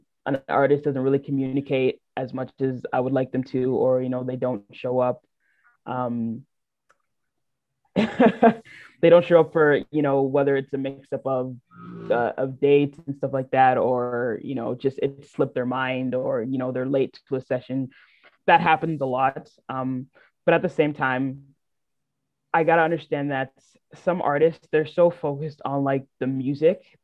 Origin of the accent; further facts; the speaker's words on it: Brampton, Ontario, Canada; I'm from Brampton